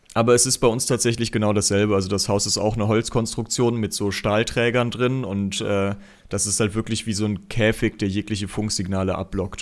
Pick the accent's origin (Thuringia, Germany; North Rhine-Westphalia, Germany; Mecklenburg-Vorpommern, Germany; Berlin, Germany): North Rhine-Westphalia, Germany; Aachen; als Aachener